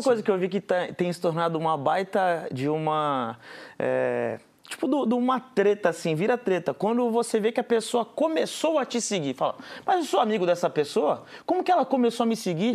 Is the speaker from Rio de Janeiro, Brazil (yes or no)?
no; Guarujá, São Paulo, Brazil; Eu sou do Guarujá, que é uma cidade do litoral de São Paulo